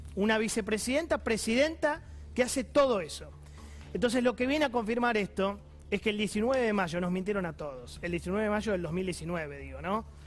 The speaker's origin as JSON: {"language": "Spanish", "country": "Argentina", "said": "como argentino"}